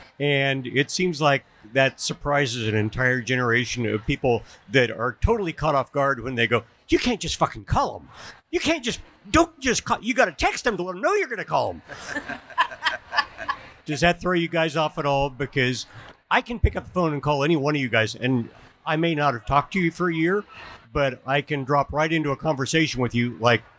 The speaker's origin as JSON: {"language": "English", "town": "Wichita", "region": "Kansas", "country": "United States", "said": "I'm from Wichita, Kansas."}